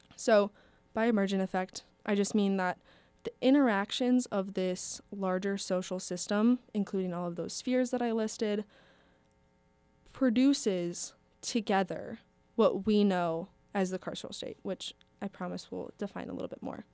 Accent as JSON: {"language": "English", "area": "around Minneapolis", "region": "Minnesota", "country": "United States", "tie": "born or raised there", "said": "I grew up around Minneapolis"}